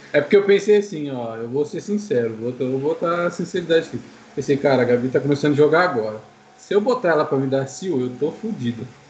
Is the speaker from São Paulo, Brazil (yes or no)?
no; Maringá, Paraná, Brazil; eu sou de Maringá, no Paraná